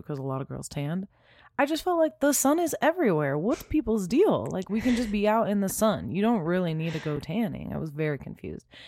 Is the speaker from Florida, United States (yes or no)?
no; Southern California, United States; I grew up in Southern California